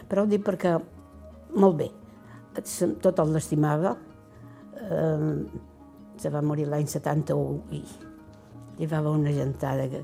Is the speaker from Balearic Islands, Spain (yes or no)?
yes; Porreres, Balearic Islands, Spain; born there; Vaig néixer a Porreres el 21 de març de 1931.